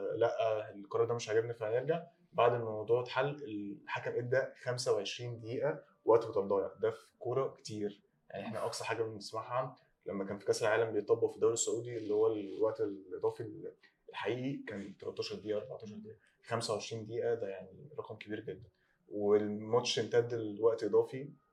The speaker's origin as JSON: {"language": "Arabic", "country": "Egypt", "said": "عندنا في مصر"}